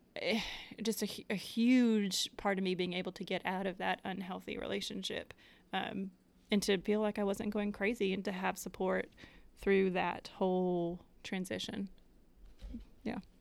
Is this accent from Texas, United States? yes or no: no; Connecticut, United States; moved away as an adult; now in Knoxville, United States